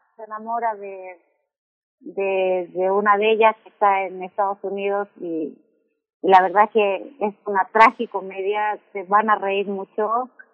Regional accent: Chile; moved away as an adult; now in Mexico; soy chilena, eh, pero llevo 16 años acá

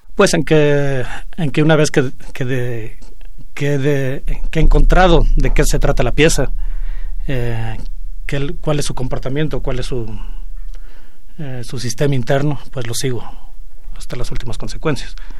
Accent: Mexico; somos mexicanos y este, de alguna manera estamos vinculados con la Ciudad de México

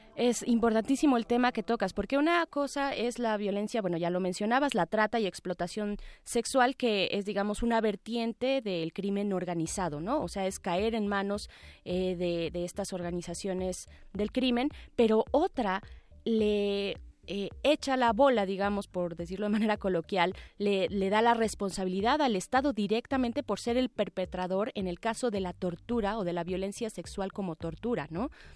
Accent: Mexico

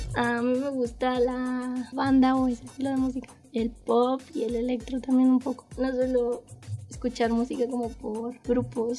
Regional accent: Mexico City, Mexico; Nací en la Ciudad de México el 25 de marzo de 1999

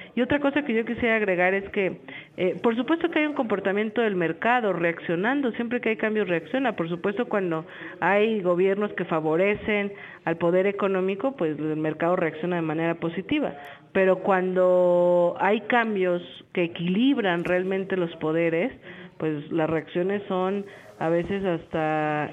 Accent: Mexico; como mexicana

